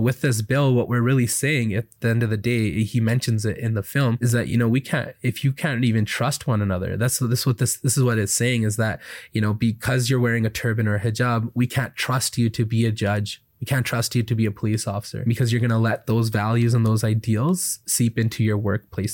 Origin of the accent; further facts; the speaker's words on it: Canada; also born or lived in Alberta; as a Canadian